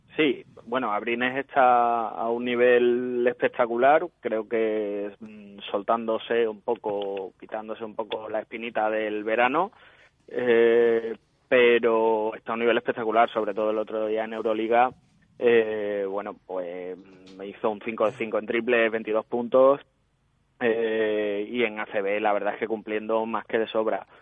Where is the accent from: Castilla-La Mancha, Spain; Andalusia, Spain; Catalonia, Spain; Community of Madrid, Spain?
Andalusia, Spain; Seville; como buenos sevillanos